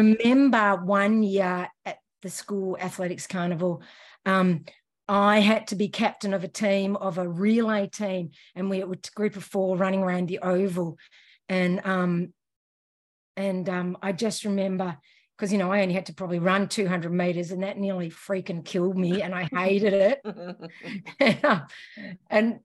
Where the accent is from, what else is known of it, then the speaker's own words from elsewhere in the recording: Melbourne, Victoria, Australia; also born or lived in Scotland; I grew up in Bulwyn, in Bulwyn